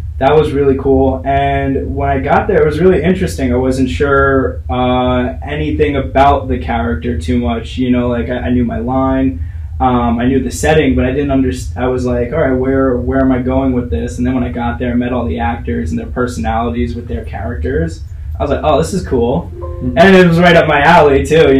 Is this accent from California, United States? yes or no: no; Hoboken, New Jersey, United States; now in Brooklyn, United States; I grew up in Hoboken, New Jersey